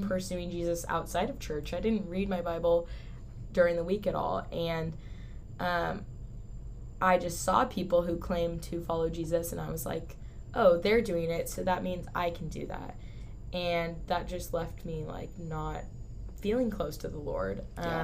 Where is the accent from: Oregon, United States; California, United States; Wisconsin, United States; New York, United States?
California, United States; San Diego; moved away as an adult; also born or lived in Newport Beach, California; now in Texas, United States; I was born in San Diego, California but moved to Newport Beach when I was in sixth grade